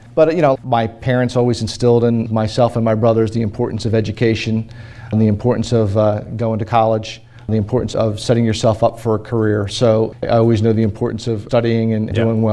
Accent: Haddon Heights, New Jersey, United States; also born or lived in Camden, New Jersey; I was born in Our Lady Lord's Hospital in Camden, across the river. Grew up in Haddon Heights, which is a little town in South Jersey

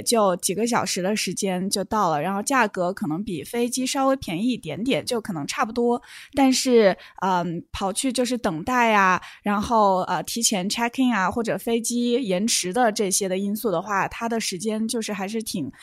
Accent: Wuhan, Hubei, China; now in Canada; 从我的家乡武汉

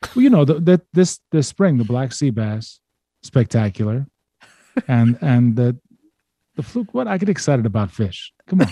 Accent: Baltimore, Maryland, United States; I'm from Baltimore

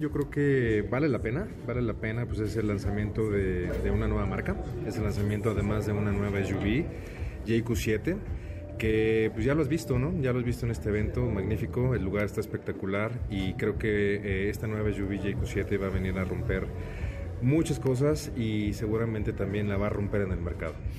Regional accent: Mexico; nosotros como mexicanos

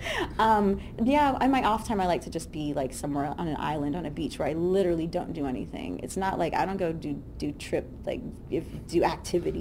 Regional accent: Southern California, United States; I'm from Southern California.

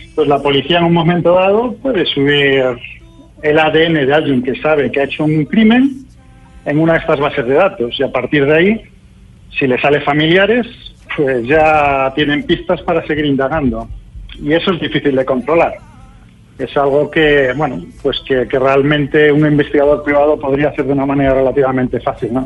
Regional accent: Spain; Yo mismo soy español

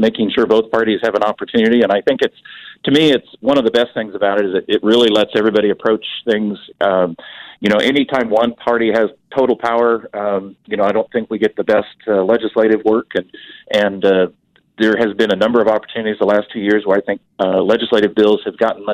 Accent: Nebraska, United States; moved away as an adult; now in Wichita, United States; I grew up on a farm originally in Nebraska, but we've been Wichita residents since 1985

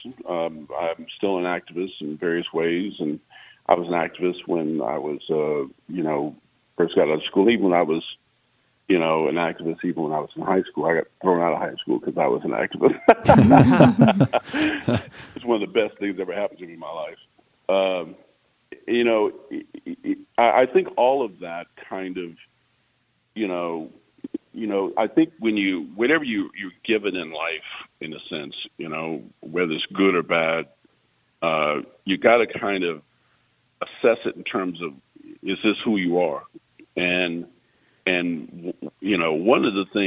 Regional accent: Junction City, Kansas, United States; I grew up in Kansas

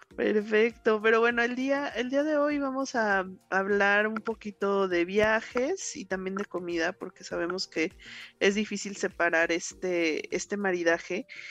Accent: Mexico City, Mexico; los que somos acá chilangos

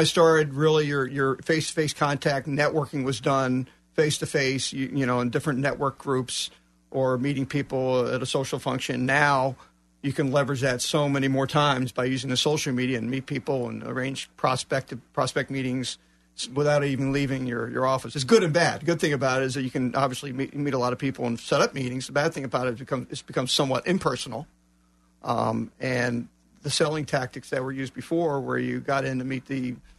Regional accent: Texas, United States; moved away as an adult; also born or lived in New Jersey; now in Orlando, United States; I relocated from New Jersey to the Orlando area 4 years ago. I'm originally from Texas, but became involved in SCORE in the southern New Jersey area where I lived for 33 years before moving here.

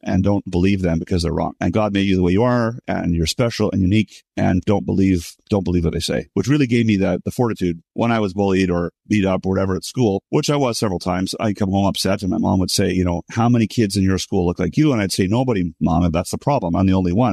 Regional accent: Montreal, Quebec, Canada; I was born and raised in Montreal, Canada.

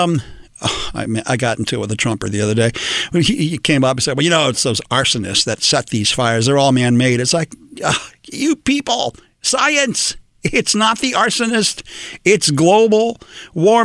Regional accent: Los Angeles, California, United States; I am an old-fashioned Mexican-American in Los Angeles. I was born and raised here

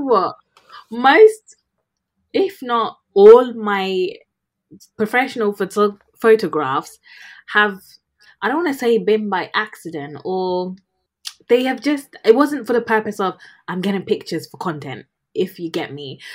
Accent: United Kingdom; also born or lived in Ghana; I am a British Ghanaian doctor currently practicing in the UK.

